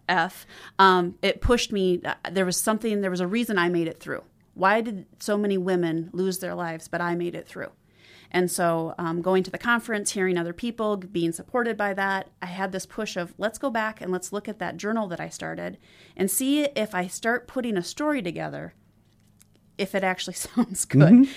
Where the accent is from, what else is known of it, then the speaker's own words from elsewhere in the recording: Watertown, South Dakota, United States; also born or lived in Hamlin, South Dakota; now in Sioux Falls, United States; I grew up in South Dakota. Uh, was born and raised just outside of Watertown.